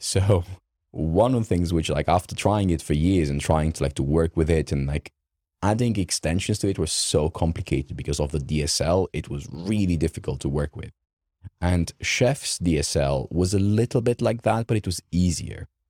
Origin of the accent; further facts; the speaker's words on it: Romania; English is a second language; moved away; I grew up in Romania.